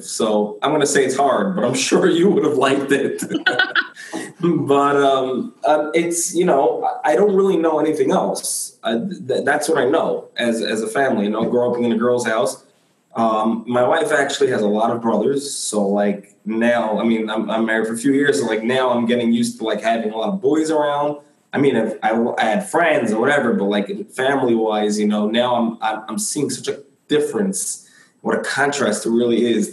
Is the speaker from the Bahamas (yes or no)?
no; Brooklyn, New York, United States; also born or lived in Lakewood; I grew up in Brooklyn, New York.